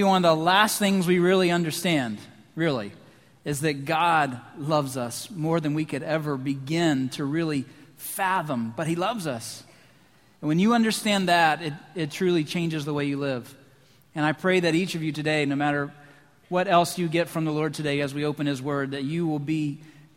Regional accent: Lynchburg, Virginia, United States; moved away; my hometown, Lynchburg, Virginia

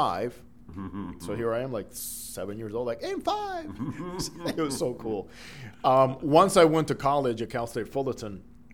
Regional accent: Dominican Republic; first language Spanish; English is a second language; moved away as an adult; I grew up in the Dominican Republic. I was born there, and all through high school, I went to school in the Dominican Republic

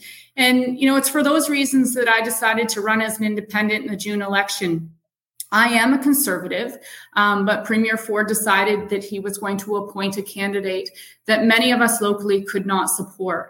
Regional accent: Delhi, Ontario, Canada; I was born and raised in Delhi. I'm a Delhi Raider.

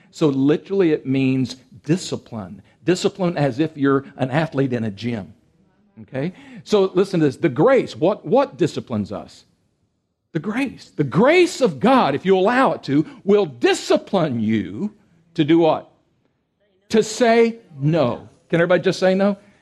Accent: Texas, United States; I come from a part of Texas

